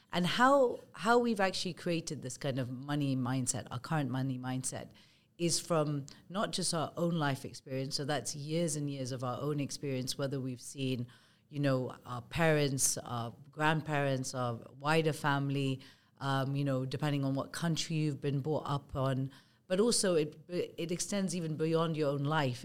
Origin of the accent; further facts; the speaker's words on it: Kenya; moved away; also born or lived in United Kingdom; I'm of Indian origin. I was born and brought up in Kenya